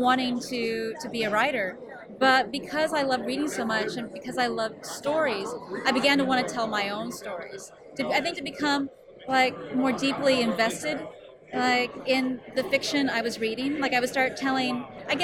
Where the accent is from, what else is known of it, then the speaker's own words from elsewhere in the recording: West Coast, United States; I was from the West Coast